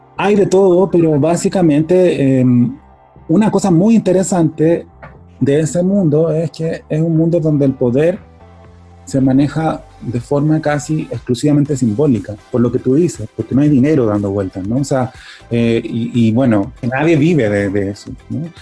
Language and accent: Spanish; Chile; soy chileno